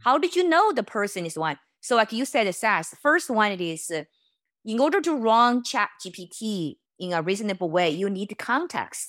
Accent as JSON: {"language": "English", "country": "China", "tie": "born or raised there", "moved": "yes", "said": "I was born in China"}